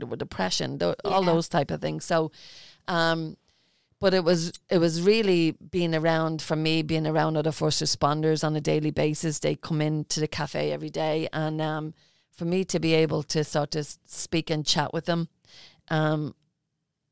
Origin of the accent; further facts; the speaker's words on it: Ireland; I'm Irish